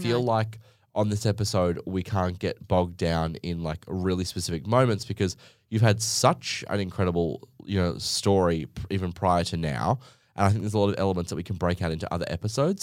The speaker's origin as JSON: {"language": "English", "town": "Gold Coast", "region": "Queensland", "country": "Australia", "said": "I'm from the Gold Coast in Australia"}